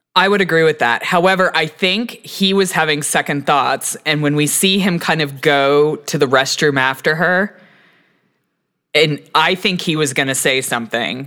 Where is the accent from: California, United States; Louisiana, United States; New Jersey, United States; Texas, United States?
Texas, United States; now in Colorado, United States; I'm originally from Texas